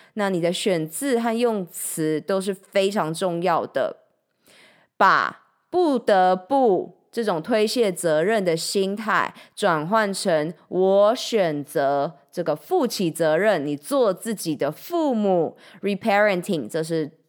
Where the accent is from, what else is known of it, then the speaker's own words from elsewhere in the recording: Changhua, Changhua County, Taiwan; 我的家乡彰化